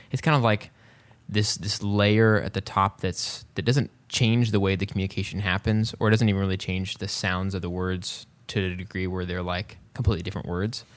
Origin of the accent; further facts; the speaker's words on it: West Texas, United States; I grew up in West Texas, um, or as I like to say, cowboy country.